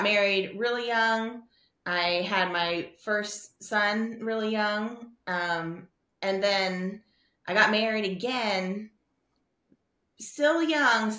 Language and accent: English; South Texas, United States; moved away; I grew up in South Texas, which is the South, but it's not the South